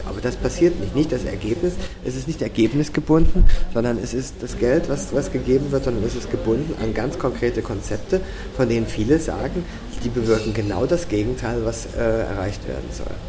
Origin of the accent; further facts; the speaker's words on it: Cologne, North Rhine-Westphalia, Germany; now in Austria; bei uns in Köln